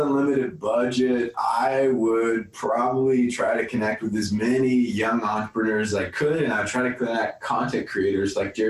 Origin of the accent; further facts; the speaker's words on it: Turkey; Like, I grew up in Turkey, and the agricultural world there is a lot better in America.